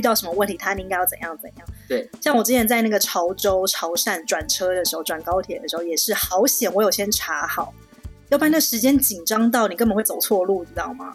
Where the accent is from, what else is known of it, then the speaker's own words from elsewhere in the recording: Taiwan; now in Shanghai, China; 像我们台湾人就很客气